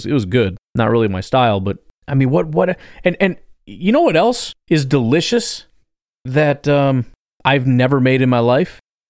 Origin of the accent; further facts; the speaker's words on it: Illinois, United States; I'm from Illinois.